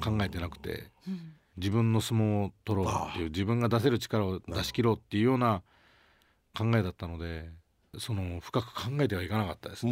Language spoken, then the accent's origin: Japanese; Sukumo, Kochi, Japan; 僕の田舎が本当に先輩後輩あんまないぐらいこうフランクな